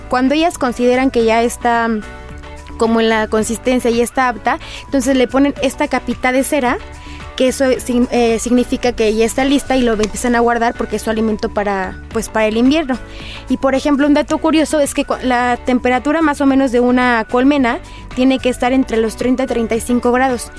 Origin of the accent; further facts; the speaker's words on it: Mexico; como mexicano